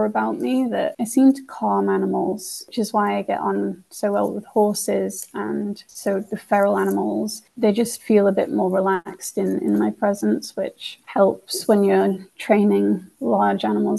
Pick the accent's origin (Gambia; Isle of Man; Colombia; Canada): Isle of Man; I am from the Isle of Man